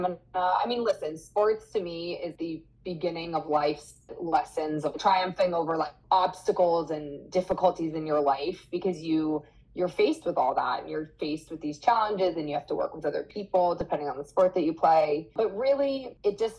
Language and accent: English; Erie, Pennsylvania, United States; also born or lived in New York; I grew up in Erie, Pennsylvania, and I went to Erie McDowell.